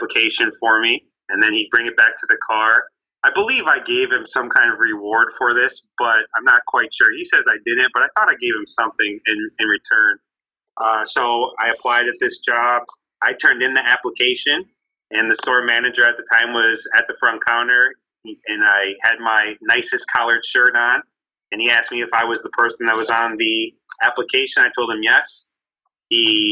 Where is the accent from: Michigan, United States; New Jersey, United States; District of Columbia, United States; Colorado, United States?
Michigan, United States; Canton; I'm from Canton, Michigan, which is 20 minutes west of Detroit